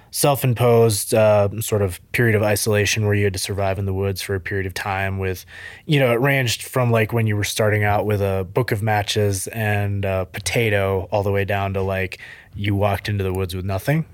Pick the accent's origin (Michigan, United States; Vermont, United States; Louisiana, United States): Vermont, United States; central; So I grew up in Vermont, a tiny little town. People might be familiar with Rutland, Vermont, Killington, Vermont, that area, central Vermont.